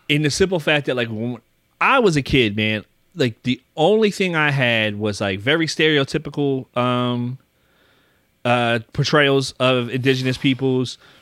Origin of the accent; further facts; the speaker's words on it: Philadelphia, Pennsylvania, United States; I grew up in Philly